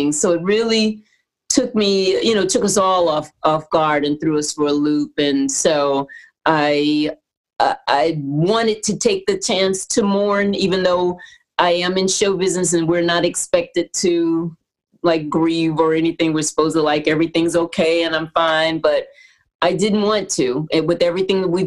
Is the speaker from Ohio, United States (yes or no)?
no; Houston, Texas, United States; I grew up in Houston, Texas, and I grew up singing in the Baptist Church Choir.